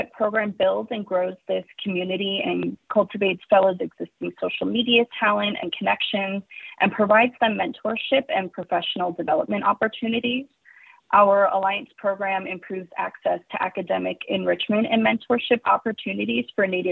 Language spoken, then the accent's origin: English; Nesquehoning, Pennsylvania, United States; I am a Lenape woman from Neskohoning, Pennsylvania. My family is from this area for many generations, and I'm honored to call these my ancestral lands.